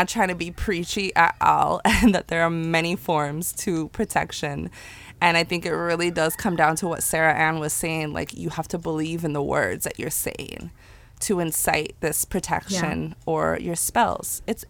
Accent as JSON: {"language": "English", "country": "Ireland", "tie": "born or raised there", "said": "because growing up in Ireland, majority of people grew up within the church and those religions."}